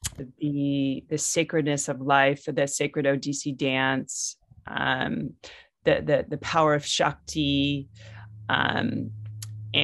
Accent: United States; I grew up in the United States

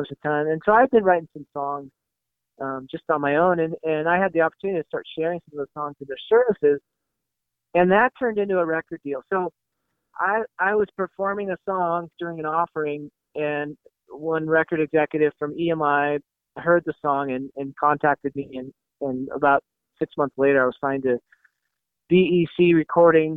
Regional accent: Washington, United States; also born or lived in Portland, Oregon / Eastside Seattle, Washington; I grew up in the Pacific Northwest, the son of a pastor of small town church, and, you know, born in Portland, raised in kind of rural Washington State

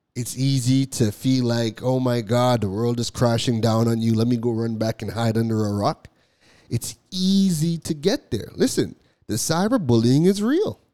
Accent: Toronto, Ontario, Canada; also born or lived in Trinidad; I was born in Trinidad, but I left Trinidad when I was like two weeks old. So my whole life has been has been in Toronto

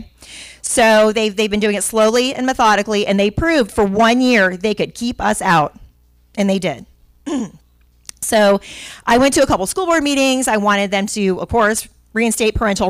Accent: Miami, Florida, United States; also born or lived in Pinellas County, Florida; I am a Florida native that I was born in Miami, and I've been in Pinellas County since 1996

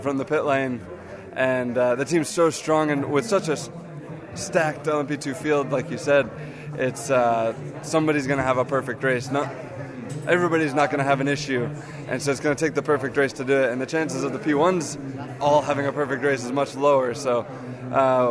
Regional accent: United States; an American who races full time in a different championship

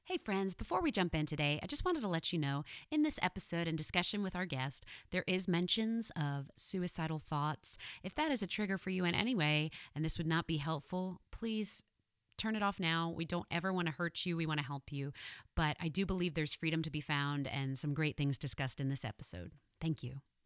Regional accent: New York City, New York, United States; I am from Queens, New York

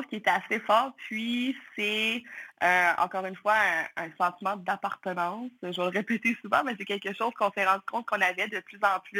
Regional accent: Pabos, Gaspésie, Quebec, Canada; also born or lived in Moncton; je viens de Pabot euh, en Gaspésie.

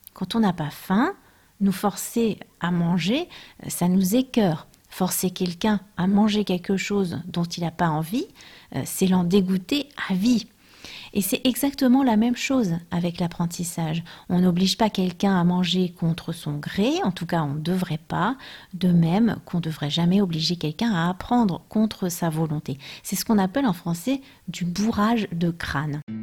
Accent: France; je suis française

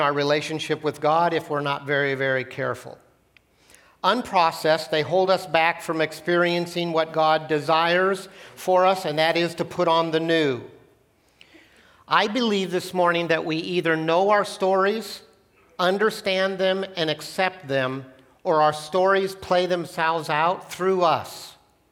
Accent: Portland, Oregon, United States; also born or lived in Gresham, Oregon; When I was in third grade, I grew up in Portland. My parents decided that the city of Portland, urban Portland, was too dangerous to grow up in, so we moved out to the country

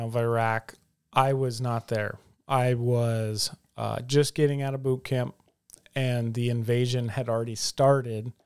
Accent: the South, United States; growing up in the South, you know, there was always a gospel presentation

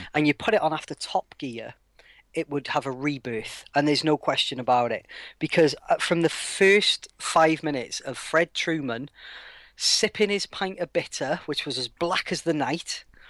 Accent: Wales, United Kingdom; as a Welshman

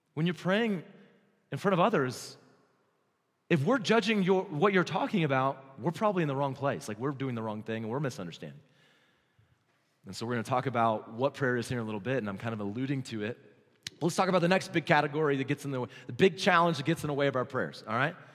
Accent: New Mexico, United States; I'm from New Mexico

